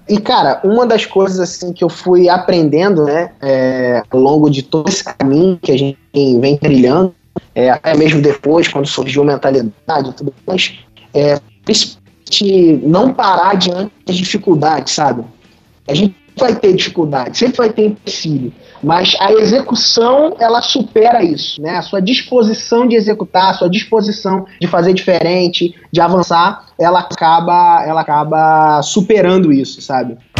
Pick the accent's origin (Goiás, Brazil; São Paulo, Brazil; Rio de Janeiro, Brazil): Rio de Janeiro, Brazil; Cabo Frio; sou de Cabo Frio